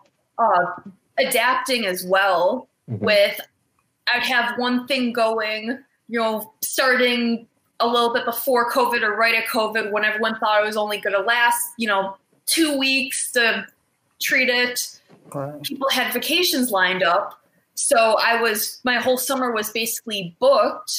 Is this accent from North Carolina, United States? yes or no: no; Cleveland, Ohio, United States; I'm from the Cleveland area in Cleveland, Ohio